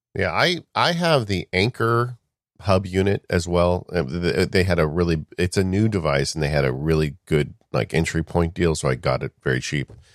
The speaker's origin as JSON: {"language": "English", "town": "Chino", "region": "California", "country": "United States", "tie": "born or raised there", "said": "I grew up right near Chino, California, which is a dairy farmer's heaven."}